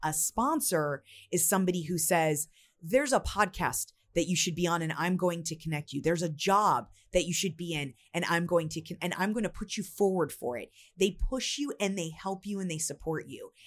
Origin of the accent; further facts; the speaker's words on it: United States; I'm from the United States